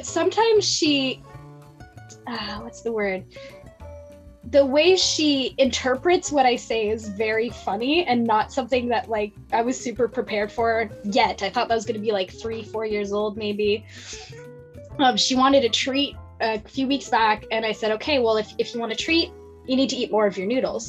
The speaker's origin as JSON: {"language": "English", "region": "Ontario", "country": "Canada", "also_born_or_lived": "Nova Scotia", "moved": "as an adult", "lives_now": "Texas, United States", "said": "I'm from Ontario"}